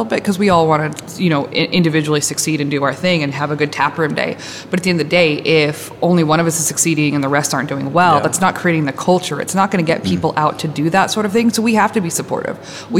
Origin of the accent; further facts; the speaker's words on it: Wyoming, United States; now in Memphis, United States; I'm from Wyoming